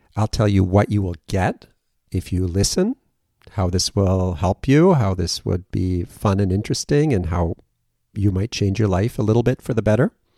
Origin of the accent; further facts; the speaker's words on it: Western Massachusetts, United States; also born or lived in Germany; I was born in Germany, and then I grew up in Western Mass and moved back and forth between Germany and, and Massachusetts a, a bit